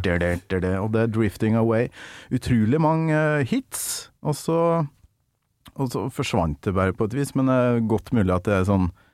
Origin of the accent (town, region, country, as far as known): Kolvereid, Trøndelag, Norway